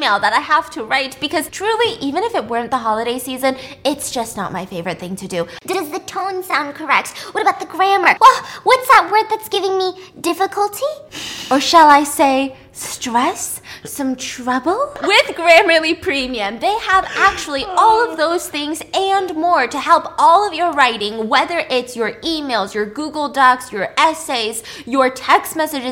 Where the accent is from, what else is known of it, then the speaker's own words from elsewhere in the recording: United States; I'm American